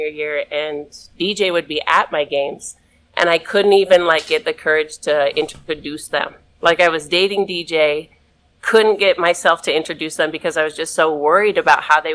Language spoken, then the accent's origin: English; Utah, United States; And I'm from Utah.